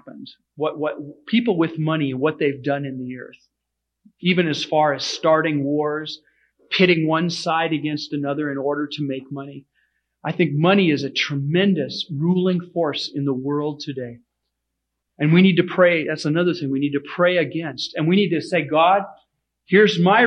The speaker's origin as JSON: {"language": "English", "country": "United States", "said": "we as American Christians"}